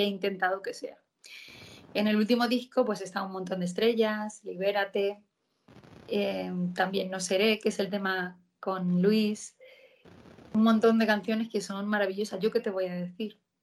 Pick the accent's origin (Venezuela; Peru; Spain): Spain; por España, porque al final es mi tierra y yo soy muy española